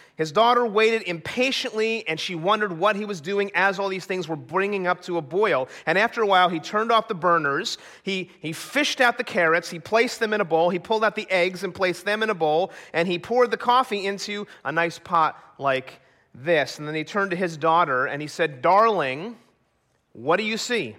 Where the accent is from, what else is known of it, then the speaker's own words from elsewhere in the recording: New Jersey, United States; moved away as an adult; also born or lived in Colorado; growing up in New Jersey